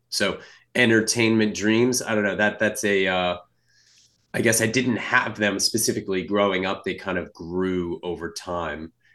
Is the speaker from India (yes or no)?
no; California, United States; I grew up in California